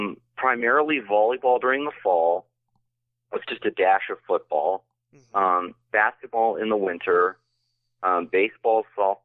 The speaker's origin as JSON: {"language": "English", "region": "Pennsylvania", "country": "United States", "tie": "born or raised there", "said": "I grew up just outside of Philadelphia."}